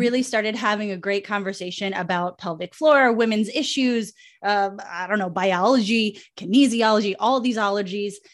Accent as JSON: {"language": "English", "town": "New York City", "region": "New York", "country": "United States", "tie": "born or raised there", "moved": "as an adult", "lives_now": "Miami, United States", "said": "my hometown, well, Brooklyn"}